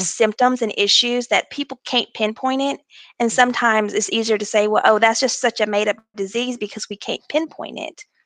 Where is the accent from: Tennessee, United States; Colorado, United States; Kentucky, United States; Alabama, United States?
Alabama, United States; Mobile; I am from Mobile, Alabama, and I have been with Airbus for two years.